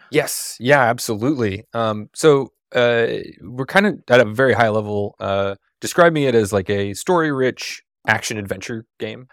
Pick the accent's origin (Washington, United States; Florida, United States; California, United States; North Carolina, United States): Washington, United States; Seattle; I live in Seattle. I grew up in Seattle